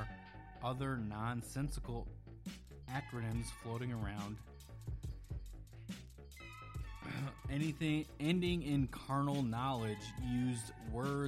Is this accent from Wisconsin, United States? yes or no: yes; Wisconsin, United States; now in Arizona, United States; I'm not originally from Arizona, but when I was in Wisconsin growing up